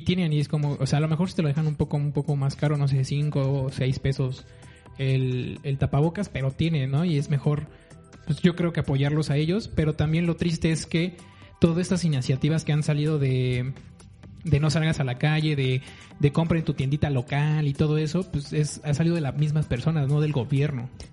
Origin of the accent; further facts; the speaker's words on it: Mexico City, Mexico; Yo soy chilango.